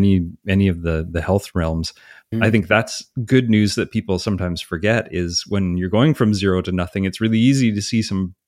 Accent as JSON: {"language": "English", "country": "Canada", "said": "as a Canadian, I'm always like, I don't know, is that just mean you ate a lot of hot dogs?"}